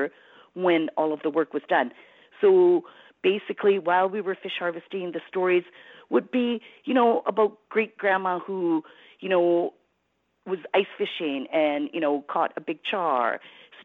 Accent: Prince Rupert, British Columbia, Canada; also born or lived in Fort Babine, British Columbia; now in Smithers, Canada; I grew up in Prince Rupert, but spent, you know, a lot of time in Fort Babine. That's where my family is from.

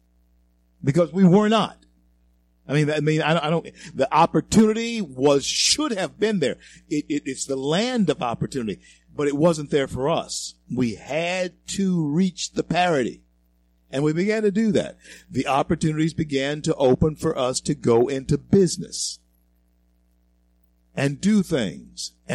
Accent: Shreveport, Louisiana, United States; my hometown, Shreveport, Louisiana

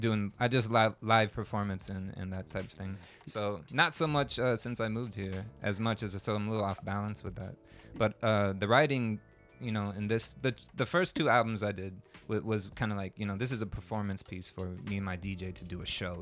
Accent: Tampa, Florida, United States; moved away as an adult; I'm from Tampa, Florida. Originally, I moved here about a year and a half ago

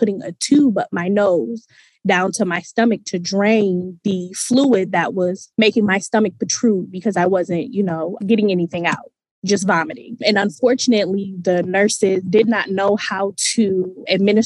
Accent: Michigan, United States; also born or lived in Virginia; we're from Michigan

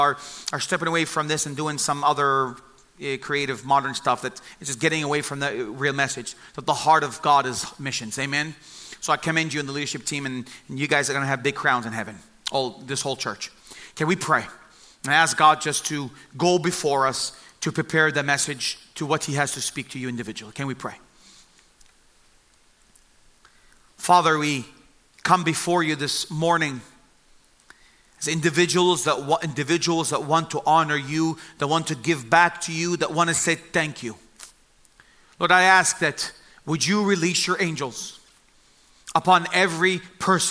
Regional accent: Bethlehem, West Bank, Palestine; also born or lived in Jerusalem; I was born in Jerusalem and I grew up in the city of Bethlehem

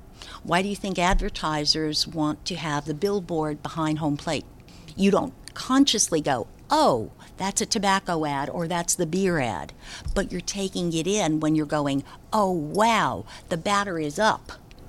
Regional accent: Passaic, New Jersey, United States; I'm from Passaic, New Jersey.

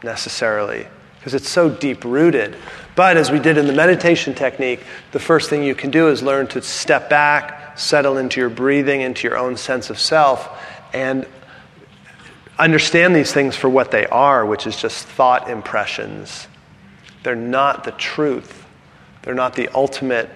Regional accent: San Francisco, California, United States; also born or lived in San Diego; I was raised in San Francisco

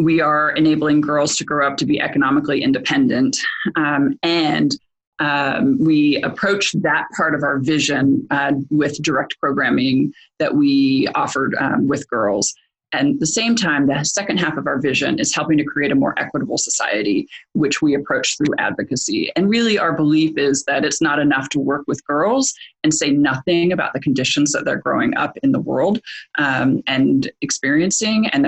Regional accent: Portland, Oregon, United States; I grew up here in Portland

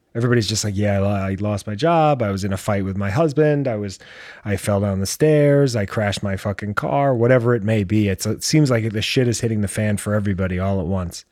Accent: United States; I am American.

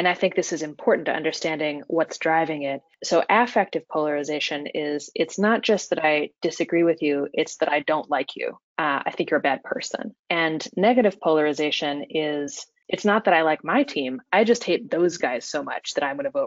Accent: Kansas, United States; now in Washington, D.C., United States; I grew up in Kansas

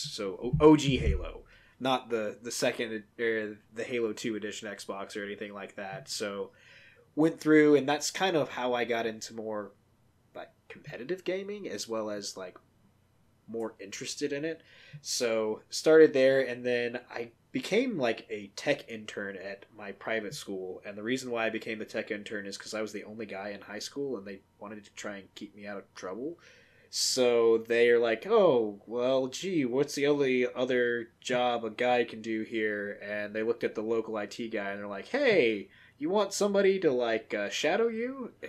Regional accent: Atlanta, Georgia, United States; Yeah, so, you know, I grew up down south in Atlanta, the heart of Dixie.

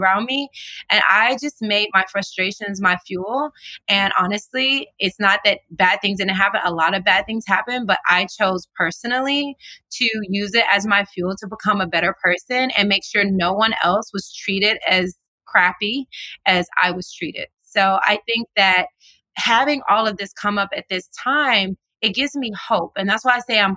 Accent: the South, United States; now in California, United States; since I was a little girl growing up in the South.

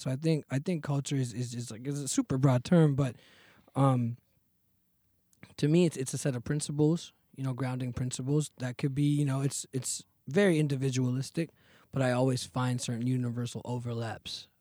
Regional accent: Fremont, California, United States; also born or lived in Chennai, India; grew up in Fremont, California

